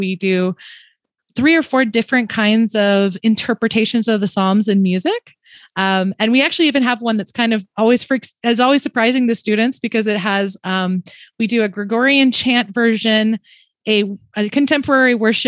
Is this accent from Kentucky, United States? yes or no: no; Texas, United States; I'm Texan